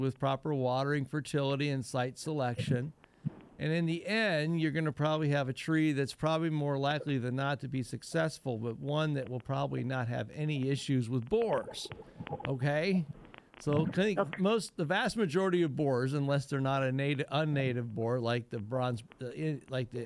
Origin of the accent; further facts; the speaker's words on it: Northwest Ohio, United States; I was raised up in Northwest Ohio